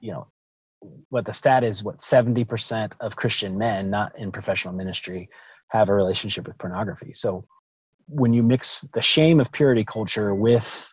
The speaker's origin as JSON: {"language": "English", "region": "the South", "country": "United States", "tie": "born or raised there", "said": "growing up in Southern Baptist Church in the South"}